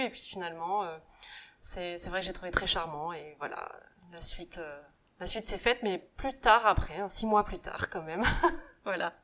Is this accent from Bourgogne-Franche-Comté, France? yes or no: no; Saint-Nazaire, Pays de la Loire, France; moved away; also born or lived in Asia; je suis née à Saint-Nazaire, donc euh, on dit pas que ce soit la Bretagne, ça reste quand même les Pays de Loire. Donc euh, on habite sur la côte sauvage, et c'est vrai qu'on a plutôt une enfance assez sauvage